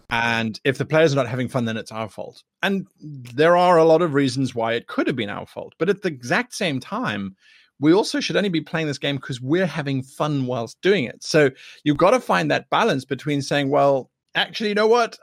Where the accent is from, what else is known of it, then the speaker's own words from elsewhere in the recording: South Africa; I am from South Africa